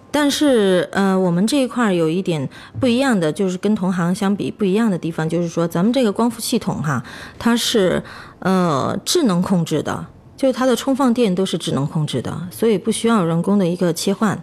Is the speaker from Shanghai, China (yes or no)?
no; Chongqing, China; 咱们重庆这边不是阴天吗